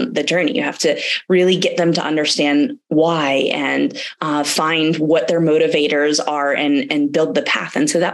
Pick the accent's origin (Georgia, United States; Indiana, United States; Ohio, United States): Georgia, United States; Atlanta; moved away as an adult; also born or lived in Germany / Silicon Valley; I'm from Atlanta, Georgia. I'm actually living here now